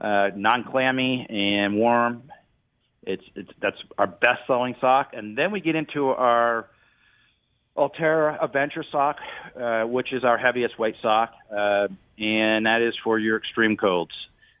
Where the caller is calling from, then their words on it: Springfield, Kentucky, United States; Springfield, Kentucky.